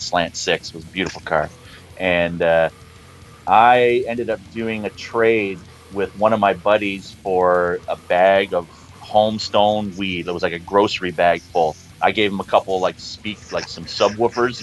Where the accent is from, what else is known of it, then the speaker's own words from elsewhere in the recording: Niagara Falls, New York, United States; Niagara Falls.